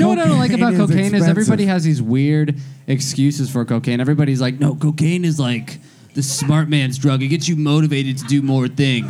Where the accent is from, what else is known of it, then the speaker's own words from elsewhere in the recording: Scottsdale, Arizona, United States; I grew up in Scottsdale, Arizona.